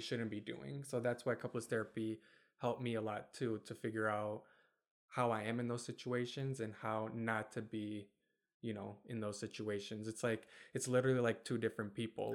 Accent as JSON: {"language": "English", "town": "Kentwood", "region": "Michigan", "country": "United States", "tie": "born or raised there", "also_born_or_lived": "Germany / Bosnia", "said": "we moved to Kentwood in Michigan when I was five. So I've lived in Michigan my whole life pretty much since then"}